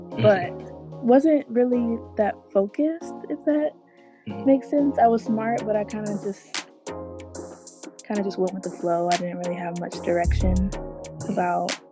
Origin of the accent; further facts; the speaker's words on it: Tampa, Florida, United States; moved away; also born or lived in Brandon, Florida; I'm originally from Tampa, Florida